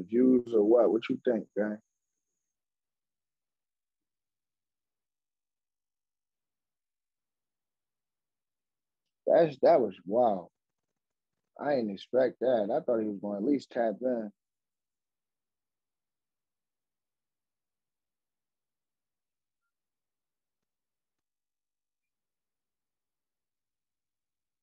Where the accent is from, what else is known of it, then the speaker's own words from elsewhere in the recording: Philadelphia, Pennsylvania, United States; I'm from Philly